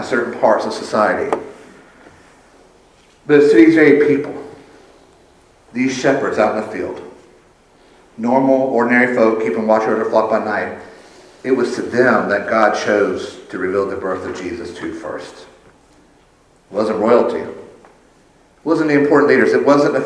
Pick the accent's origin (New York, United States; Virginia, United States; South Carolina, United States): South Carolina, United States; Sumter; I'm from Sumter.